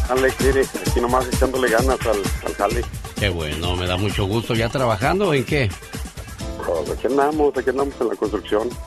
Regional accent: Mascota, Jalisco, Mexico; now in San Leandro, United States

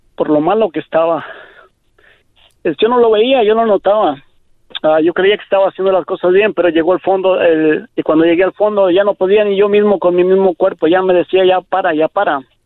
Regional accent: Mexico; moved away; me tuve que ir a México

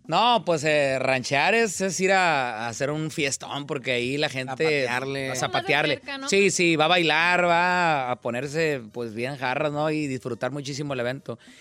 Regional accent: Monterrey, Nuevo León, Mexico; yo soy de Monterrey.

